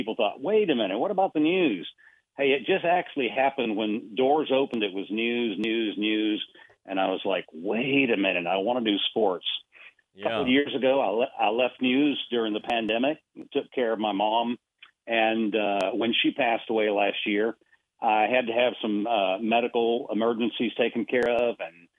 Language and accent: English; Buenos Aires, Argentina; I was born and raised in Buenos Aires, Argentina. So I am still celebrating the World Cup with Messi